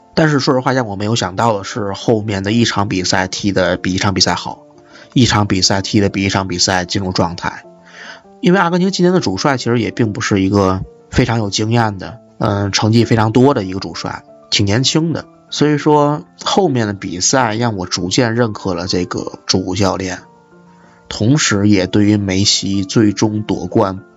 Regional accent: Tianjin, China; moved away as an adult; now in Beijing, China; 我作为田径人可能会，天津会比较方便一点儿

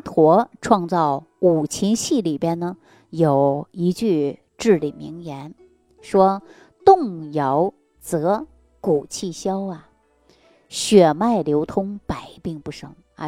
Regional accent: China; 我们中国人呐，喜欢热闹

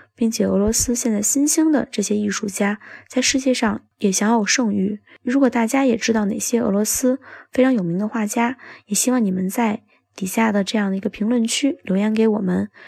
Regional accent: China

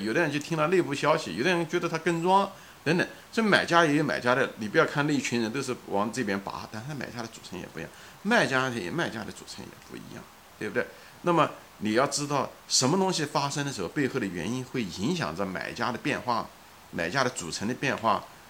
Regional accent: China; now in United States; 我是一个中国人，对不对？ 我是在生活在美国的一个华裔的一个中国人，现在此时此刻是一个中老年的一个人

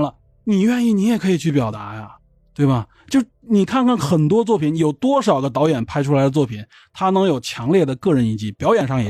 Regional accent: China; 我们中国人总是站在一种好，

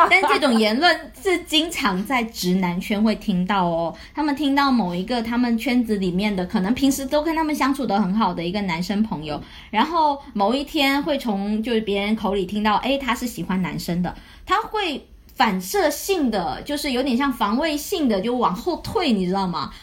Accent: Guangdong, China; 我是潮汕人嘛

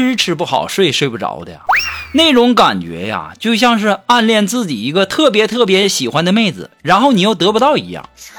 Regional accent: Northeast China, China; 但是我们东北啊，称呼女人为老娘们儿都已经习惯了。

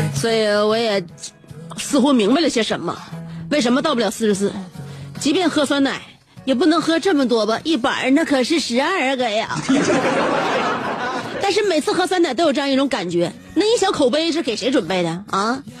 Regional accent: Northeast China, China; 对于我们东北人来说哈，确实冬天美是美，耽误事儿

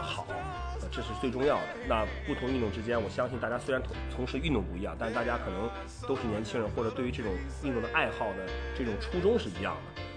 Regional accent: Qingdao, Shandong, China; 其实我们还真是一个地方的人，对。我和管木都是青岛的

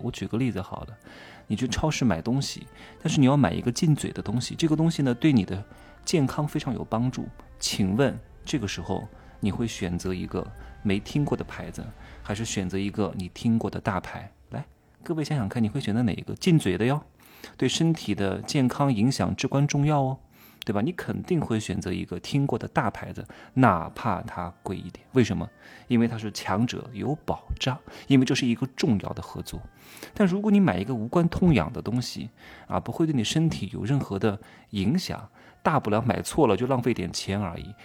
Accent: Wuhu, Anhui, China; now in Guangzhou, China; 我是安徽人嘛，芜湖人

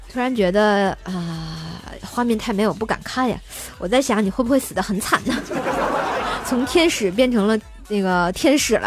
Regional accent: Tianjin, China; 我也是天津人

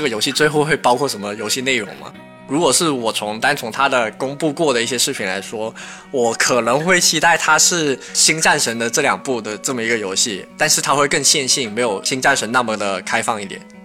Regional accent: China; 在我们中国人的一个文化里面

